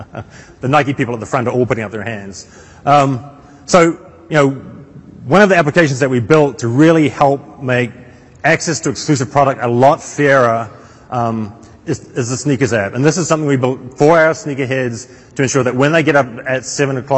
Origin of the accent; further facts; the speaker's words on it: North Island, New Zealand; moved away; I'm originally from a small town in the middle of the North Island, New Zealand